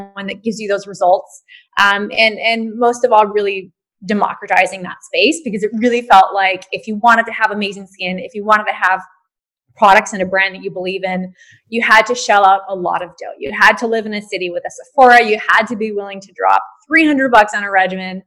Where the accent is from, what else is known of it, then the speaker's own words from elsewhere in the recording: Hawaii, United States; moved away; also born or lived in New York; I grew up in Hawaii, which is a very different place to grow up than most of the US